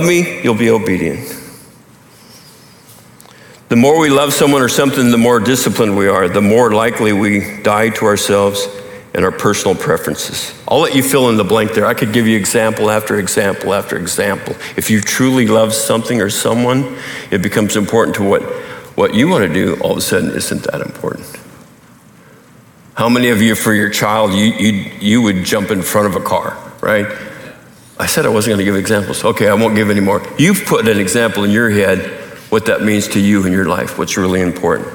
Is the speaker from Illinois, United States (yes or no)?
no; Montana, United States; the culture I grew up in Montana